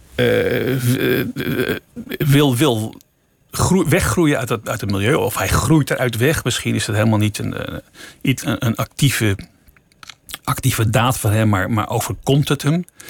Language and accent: Dutch; Amsterdam, North Holland, Netherlands; ik ben zelf daar geboren en, en opgegroeid